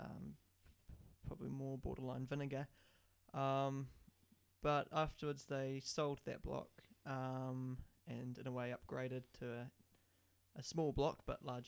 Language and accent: English; Wellington, New Zealand; also born or lived in Martinborough; I was born and raised in Wellington